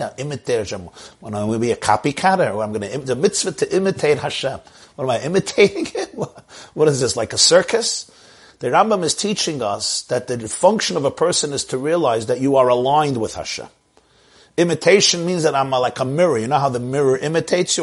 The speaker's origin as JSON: {"language": "English", "region": "New York", "country": "United States", "said": "I'm a New Yorker myself"}